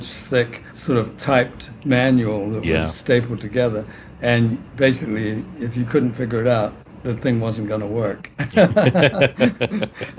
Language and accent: English; New Zealand; moved away; also born or lived in England / Sydney, Australia / London; I was born in England, but I grew up in New Zealand